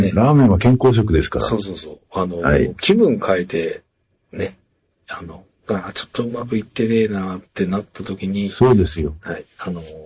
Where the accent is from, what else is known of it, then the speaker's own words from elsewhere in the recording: Japan; 僕の地元地域、地元のと一緒ではないんですが、まあ、お隣の川崎の